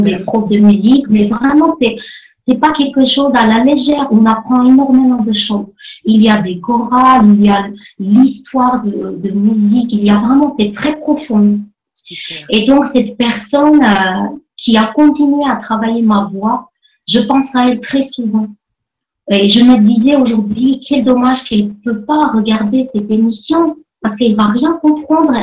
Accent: Armenia; now in France; quand j'étais enfant et quand je vivais en Arménie. Je suis née donc en Arménie, je suis d'origine arménienne.

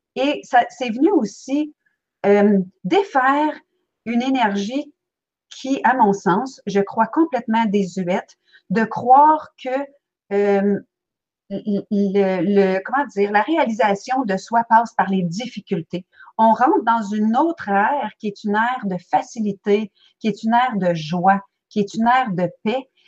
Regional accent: Belgium; now in Quebec, Canada; je suis née en Belgique

